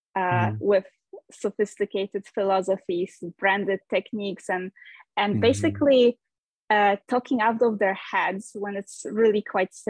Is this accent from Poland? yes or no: yes; Poland; moved away as an adult; also born or lived in United States; now in Norway; I am originally from Poland, but I left my home country pretty young. When I was 21, I moved to the United States